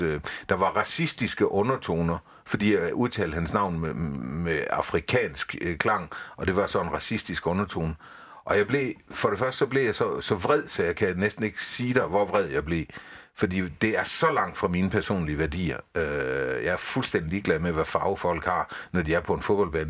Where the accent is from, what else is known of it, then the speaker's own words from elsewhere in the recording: Haderslev, Southern Denmark, Denmark; moved away as an adult; jeg er vokset op i Haderslø i sin tid